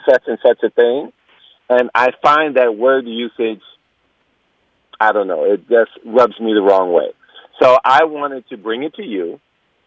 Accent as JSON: {"language": "English", "town": "Detroit", "region": "Michigan", "country": "United States", "tie": "born or raised there", "moved": "as an adult", "lives_now": "Montreal, Canada", "said": "And I'm from Detroit, born and raised."}